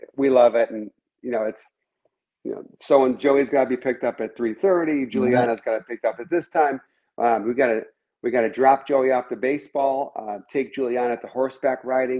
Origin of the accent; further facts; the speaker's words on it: Chicago, Illinois, United States; now in Southwest Florida, United States; I grew up in Chicago